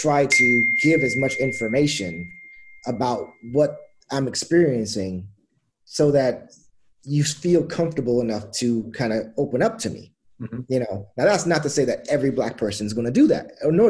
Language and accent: English; Gig Harbor, Washington, United States; born or raised there; also born or lived in Trinidad and Tobago